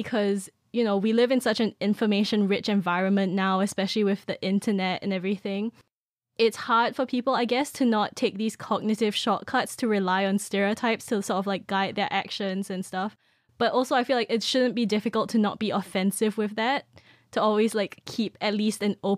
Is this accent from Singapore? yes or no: yes; Singapore; moved away as an adult; now in United Kingdom; I'm from Singapore